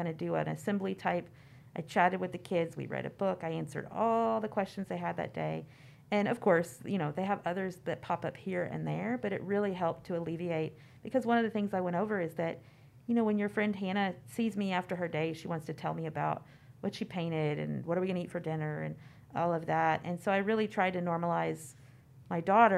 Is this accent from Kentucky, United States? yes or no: yes; Kentucky, United States; I grew up in Kentucky